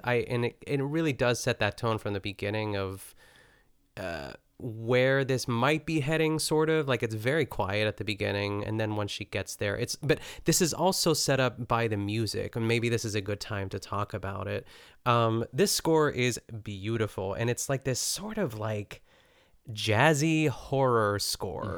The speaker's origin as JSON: {"language": "English", "country": "United States", "said": "we're American"}